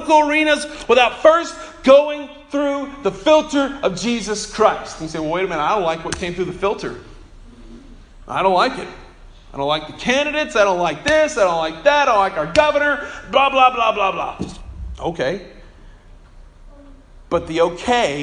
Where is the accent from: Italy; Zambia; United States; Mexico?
United States; Bartlesville, Oklahoma; when I was a kid growing up in Bartlesville